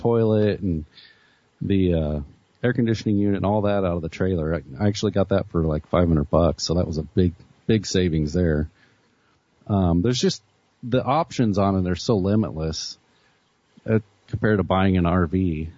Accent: Arkansas, United States; moved away; my mom's cousin owns a trucking outfit there in my hometown

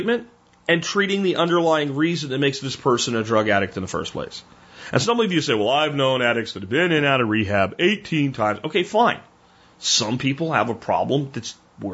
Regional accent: Pottsville, Pennsylvania, United States; I grew up in Pottsville, Pennsylvania. When I was in high school in Pottsville, Pennsylvania

